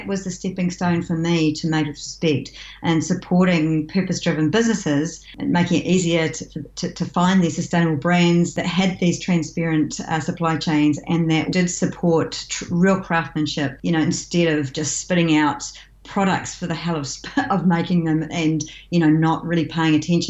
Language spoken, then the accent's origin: English; New Zealand; I was born and I live in New Zealand with my husband